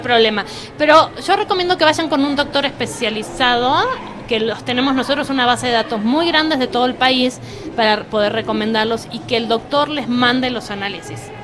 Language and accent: Spanish; Argentina; now in Mexico; yo soy argentina